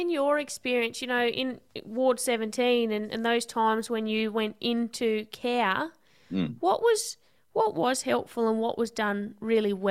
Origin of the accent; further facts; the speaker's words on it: Devonport, Tasmania, Australia; I'm from Tassie.